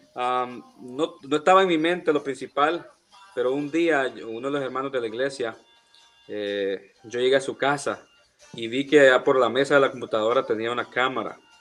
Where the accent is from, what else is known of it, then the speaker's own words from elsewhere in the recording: El Salvador; now in United States; soy del Salvador. Eh, estoy en los Estados